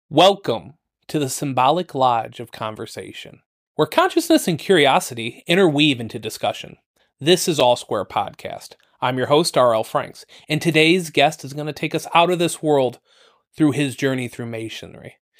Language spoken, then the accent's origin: English; Toledo, Ohio, United States; born or raised there